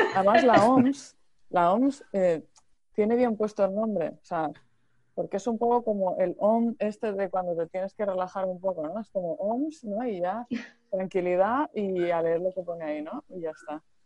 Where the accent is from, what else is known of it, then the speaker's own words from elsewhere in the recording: Murcia, Region of Murcia, Spain; yo soy de Murcia